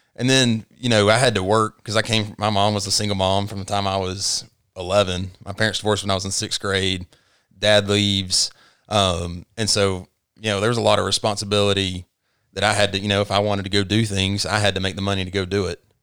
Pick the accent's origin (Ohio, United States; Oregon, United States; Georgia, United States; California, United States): Georgia, United States; Tifton; moved away as an adult; also born or lived in Chattanooga, Tennessee; now in Rome, United States; I grew up in Tifton, Georgia